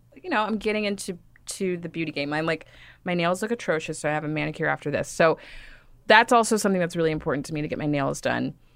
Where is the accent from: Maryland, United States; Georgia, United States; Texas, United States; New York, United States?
Texas, United States; Dallas; I grew up in Dallas, Texas